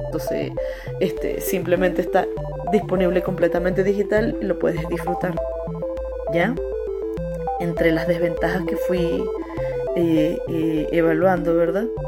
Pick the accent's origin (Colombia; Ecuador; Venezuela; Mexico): Venezuela; moved away as an adult; now in Chile; yo soy de Venezuela